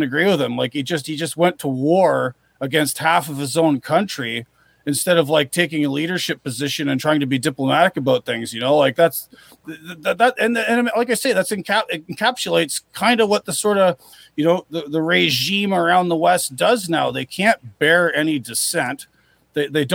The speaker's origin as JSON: {"language": "English", "country": "Canada", "said": "my home country"}